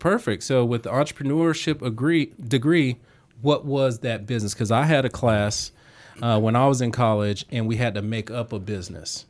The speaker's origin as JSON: {"language": "English", "region": "Southwest Georgia", "country": "United States", "said": "I'm down from, you know, Southwest Georgia"}